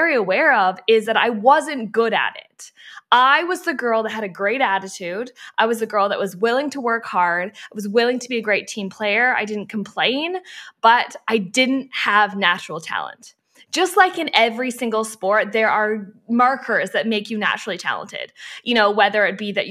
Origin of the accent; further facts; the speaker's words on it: Canada; My parents are from Australia and I was born in Canada